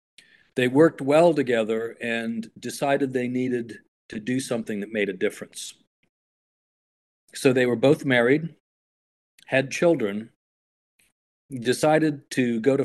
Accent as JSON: {"language": "English", "region": "Ohio", "country": "United States", "tie": "born or raised there", "said": "I grew up in Ohio, went to The Ohio State University, thank you very much, and went off to go training, but then I was called back to Ohio"}